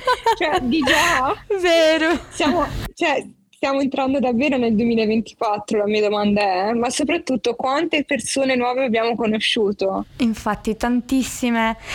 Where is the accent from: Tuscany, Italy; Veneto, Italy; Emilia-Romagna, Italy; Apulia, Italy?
Apulia, Italy; Maglie; ho 21 anni, sono di Maglie in provincia di Lecce